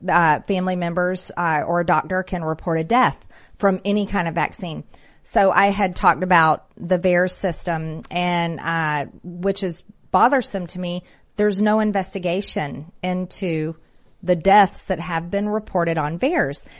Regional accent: Georgia, United States; I am from Georgia

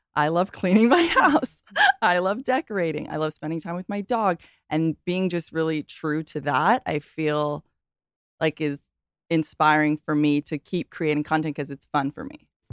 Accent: Hawaii, United States; I grew up in Hawaii

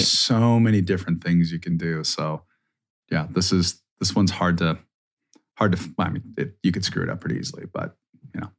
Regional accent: Minnesota, United States; I'm from Minnesota, right? It's cold, like, until, like, May

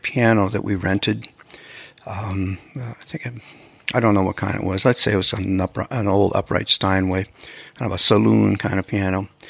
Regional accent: Canada; now in Los Angeles, United States; as a Canadian

